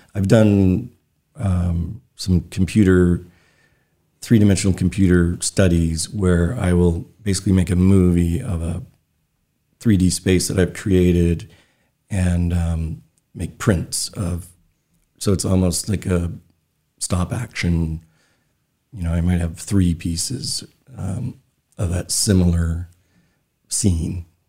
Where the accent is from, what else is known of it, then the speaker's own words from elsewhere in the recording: Brooks, Maine, United States; also born or lived in Brunswick, Maine / Freeport, Maine; by the time I started school, we moved to Brooks, Maine, which is tiny little town on the Moosehead Trail north of Belfast. Uh, so that's where I grew up